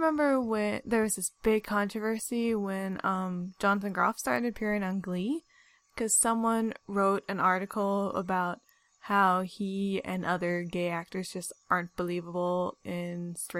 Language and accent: English; California, United States; we're from California. We're not from, like, the Bible Belt.